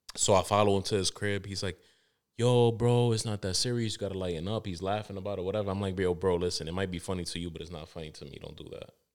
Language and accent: English; New York City, New York, United States; I'm from Harlem